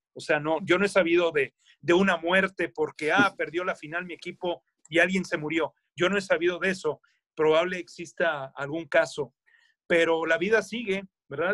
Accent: Monterrey, Nuevo León, Mexico; also born or lived in Pachuca, Hidalgo; yo soy regio por adopción yo nací en Pachuca Hidalgo, eh, vivo aquí en Monterrey

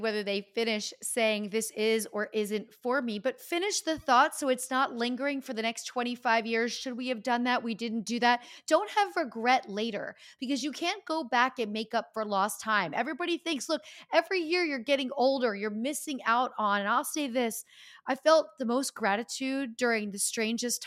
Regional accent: Easton, Pennsylvania, United States; moved away; also born or lived in Los Angeles; as a young person growing up in Easton, Pennsylvania

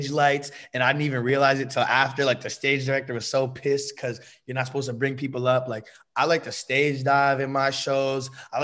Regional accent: Bay Area, California, United States; moved away as an adult; also born or lived in Los Angeles; I'm from the Bay Area, that's my hometown

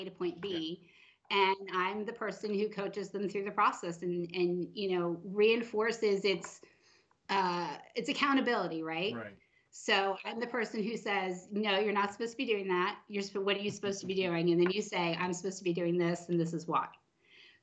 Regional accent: Allentown, Pennsylvania, United States; moved away as an adult; also born or lived in Las Vegas, Nevada / California / Arlington, Texas; now in Claremore, United States; I grew up in Allentown, Pennsylvania

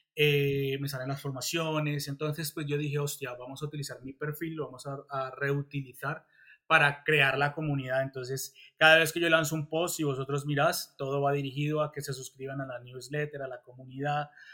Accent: Colombia; moved away as an adult; now in Spain; soy colombiano, pero pues también soy español

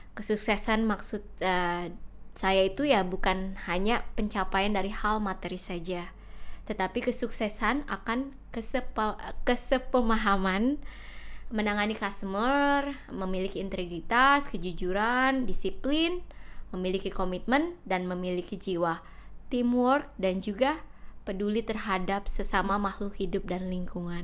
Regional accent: Jakarta, Indonesia; first language Indonesian; moved away as an adult; now in Bali, Indonesia; menetap lebih lama di kota Jakarta di mana saya dibesarkan dan disekolahkan sampai tamat SMA

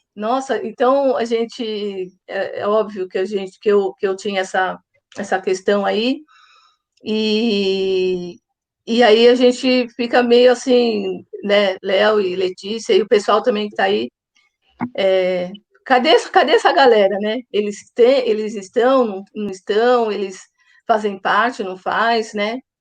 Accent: São Paulo, Brazil; sou de São Paulo

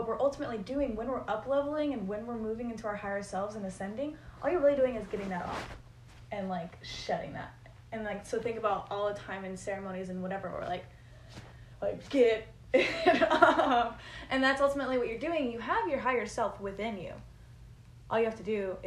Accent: Connecticut, United States; I was born in Connecticut

